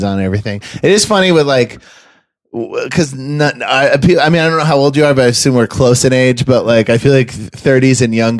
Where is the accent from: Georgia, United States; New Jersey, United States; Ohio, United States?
Georgia, United States; also born or lived in Maine; We're from Maine originally, my family, but I pre-driving age moved to Georgia